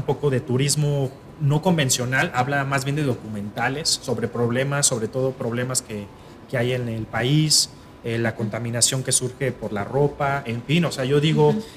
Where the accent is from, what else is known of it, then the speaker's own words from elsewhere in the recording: Mexico; como cualquier mexicano, tengo un amor muy grande por mi país.